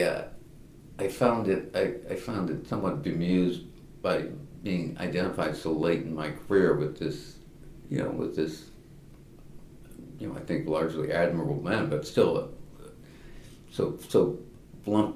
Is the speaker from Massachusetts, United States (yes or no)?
yes; Massachusetts, United States; moved away as an adult; now in Washington, D.C., United States; I was born and raised in Massachusetts. I've lived in Washington, D.C. since 1972